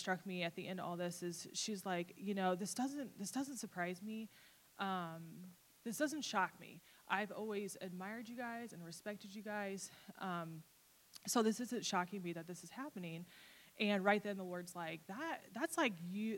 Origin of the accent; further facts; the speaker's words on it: Fort Wayne, Indiana, United States; moved away; I went back home to visit my family. I'm from Fort Wayne, Indiana area